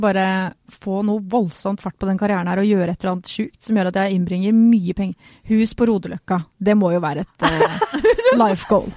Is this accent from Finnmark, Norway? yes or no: no; Sørlandet, Agder, Norway; accent: Sørlandsk; moved away; also born or lived in Grimstad / Kristiansand; jeg er egentlig fra Sørlandet. Og det blir veldig rart, for jeg snakker aldri sørlandsk med noen.